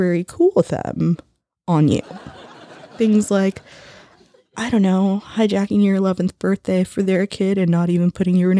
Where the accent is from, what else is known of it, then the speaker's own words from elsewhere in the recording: United States; growing up in America as a first generation Latin American